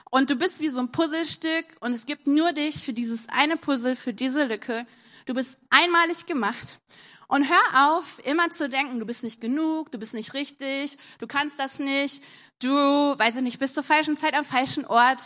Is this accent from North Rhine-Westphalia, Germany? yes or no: yes; Wuppertal, North Rhine-Westphalia, Germany; bei uns in Wuppertal